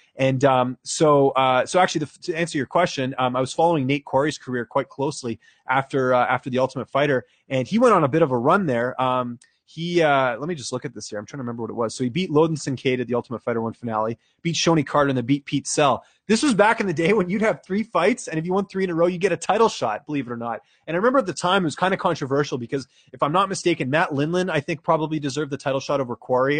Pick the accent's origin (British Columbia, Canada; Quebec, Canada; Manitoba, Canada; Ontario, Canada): British Columbia, Canada; Vancouver; moved away as an adult; also born or lived in Ottawa; now in Toronto, Canada; I'm a Canucks fan because I grew up there